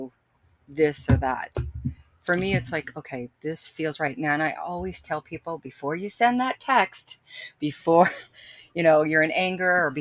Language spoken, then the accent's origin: English; Texas, United States; moved away; I grew up in Texas